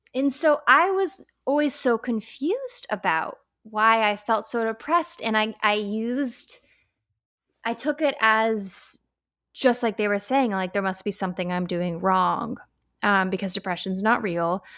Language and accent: English; Colorado, United States; I was raised in Colorado